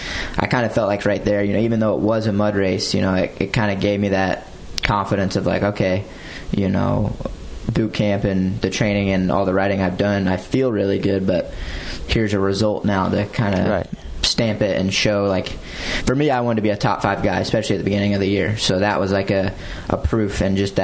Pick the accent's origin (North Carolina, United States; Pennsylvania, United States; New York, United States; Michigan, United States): North Carolina, United States; Morehead City; I grew up in Morehead City in North Carolina